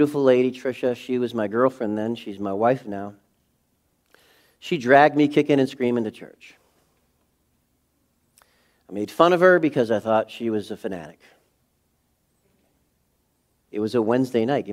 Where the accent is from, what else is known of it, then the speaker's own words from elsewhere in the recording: New England, United States; I'm from New England